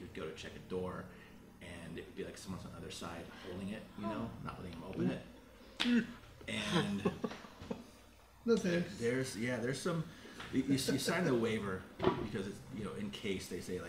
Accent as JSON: {"language": "English", "town": "Carmel", "region": "Indiana", "country": "United States", "moved": "yes", "lives_now": "Las Vegas, United States", "said": "I'm from Indiana."}